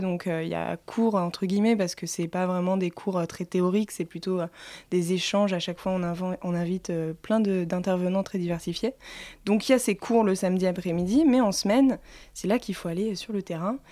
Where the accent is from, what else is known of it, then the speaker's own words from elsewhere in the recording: Provence-Alpes-Côte d'Azur, France; accent: Hautes-Alpes; mon accent des Hautes-Alpes